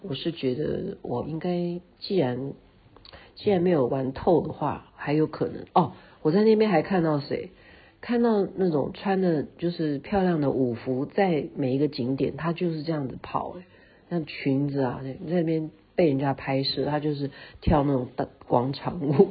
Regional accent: Taiwan; 像我们是在台湾长大的，我们就不习惯嘛

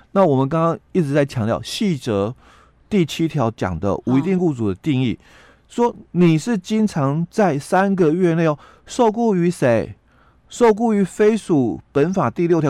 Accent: Yilan County, Taiwan; 在我们宜兰这边

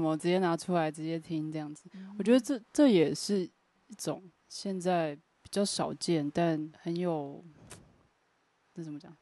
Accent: Pingtung County, Taiwan; moved away; 我是念 屏东女中

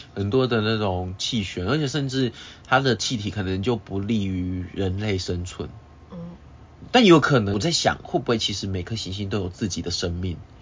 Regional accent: Taiwan; 我们台湾人会拜拜嗯。我们会遵循农历初一十五要拜拜这件事情一样

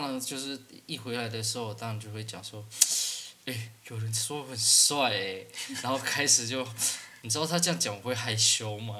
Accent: Taiwan; 因为我本来就是原住民啊

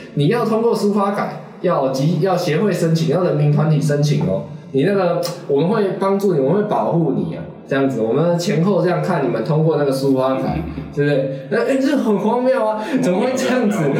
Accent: Taiwan; 就是海洋存在我们台湾的 DNA 啊。

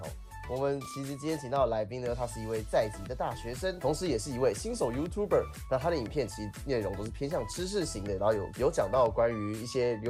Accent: Taiwan; 来自台湾。

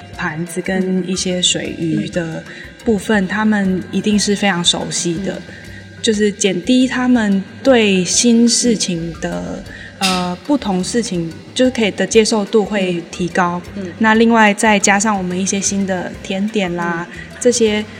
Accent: Nantou City, Nantou County, Taiwan; 我从小是念这边国小跟国中长大的

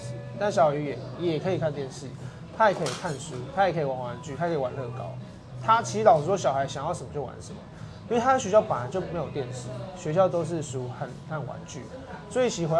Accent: Kaohsiung, Taiwan; moved away as an adult; now in Taipei, Taiwan; 身为高雄人，

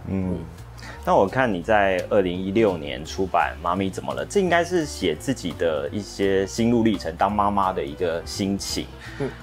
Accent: Taiwan; 我们台湾人

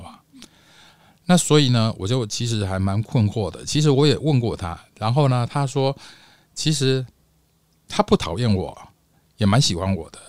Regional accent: Taipei, Taiwan; 我是台湾台北的

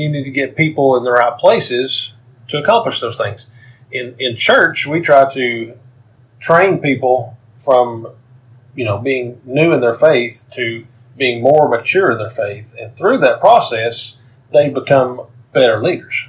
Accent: Knoxville, Tennessee, United States; I am from Knoxville, Tennessee

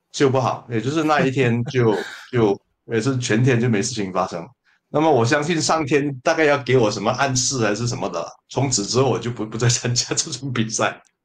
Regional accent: Malaysia; 我是马来西亚的作家，呃，诗人

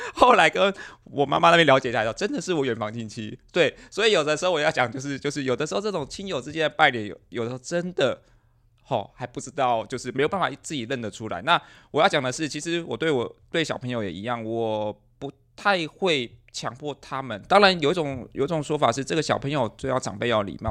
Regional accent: Miaoli County, Taiwan; 我是苗栗的，我太太其实是桃园人

